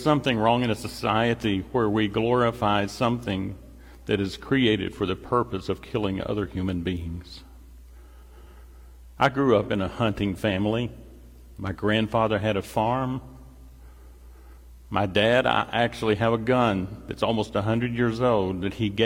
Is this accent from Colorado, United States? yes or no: no; Paducah, Kentucky, United States; now in Louisville, United States; Jill and I grew up in Paducah. I went to Paducah Tillman